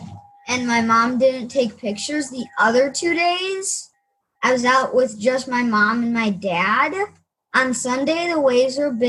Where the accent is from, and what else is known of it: Grand Haven, Michigan, United States; born or raised there; also born or lived in Jackson Hole, Wyoming